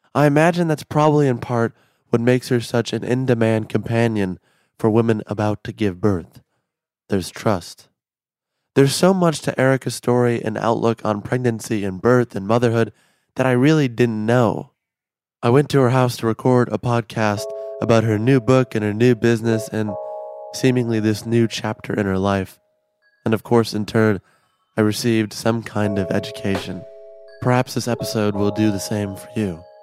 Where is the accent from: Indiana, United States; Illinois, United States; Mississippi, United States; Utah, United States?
Illinois, United States; Chicago; I'm from Chicago.